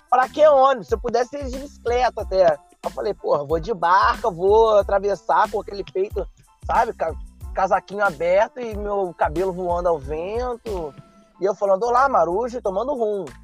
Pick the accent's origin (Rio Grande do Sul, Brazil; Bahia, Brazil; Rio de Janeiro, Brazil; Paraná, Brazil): Rio de Janeiro, Brazil; Ela era de São Gonçalo e eu sou do Rio, né? Eu, eu moro no Rio atualmente.